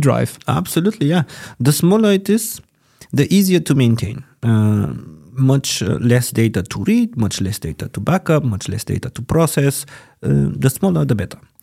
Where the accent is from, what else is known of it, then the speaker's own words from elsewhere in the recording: Bulgaria; moved away as an adult; now in Germany; my home country is Bulgaria. Um, I also can say that Germany is now my country because I've been living here for 11 years